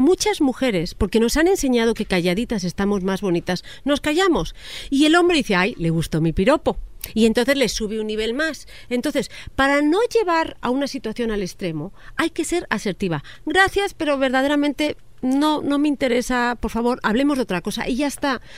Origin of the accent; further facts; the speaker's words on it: Spain; now in Mexico; yo me considero mexiñola, o sea, saliendo del closet, yo ya cuando llego a España